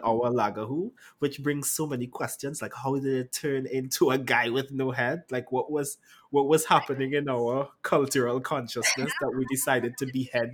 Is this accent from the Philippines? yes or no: no; Trinidad & Tobago; I'm a writer, poet, and performer from the lovely Twin Island state of Trinidad